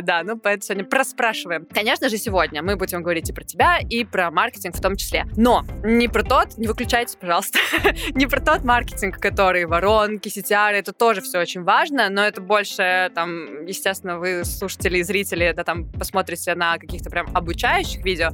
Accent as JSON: {"language": "Russian", "region": "Saint Petersburg", "country": "Russia", "said": "я из Питера"}